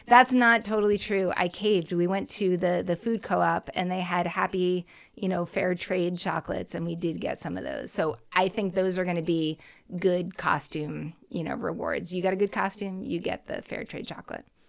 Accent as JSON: {"language": "English", "town": "Boston", "region": "Massachusetts", "country": "United States", "tie": "born or raised there", "said": "my hometown"}